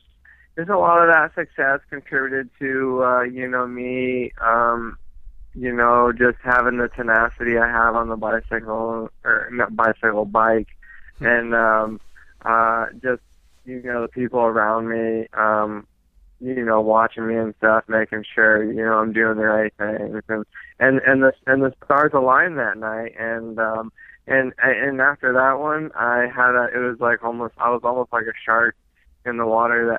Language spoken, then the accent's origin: English; Phoenix, Arizona, United States; also born or lived in Pennsylvania; I knew it was my hometown